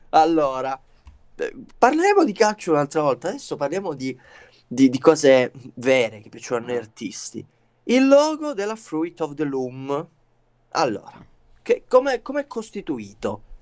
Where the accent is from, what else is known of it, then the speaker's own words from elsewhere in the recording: Calabria, Italy; siamo calabresi